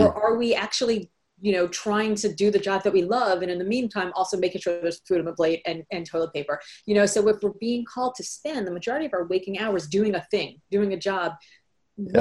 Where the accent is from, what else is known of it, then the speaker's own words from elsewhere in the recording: Miami, Florida, United States; also born or lived in New York / California; now in Boston, United States; I grew up in Miami, Florida. So I live in Boston now, but I spent my formative years. I was born in New York, but my formative years in Miami.